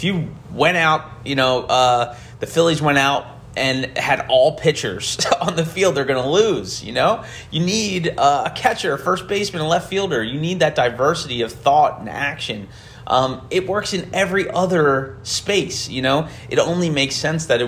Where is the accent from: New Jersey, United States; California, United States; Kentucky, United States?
New Jersey, United States; Camden; I was born in Camden.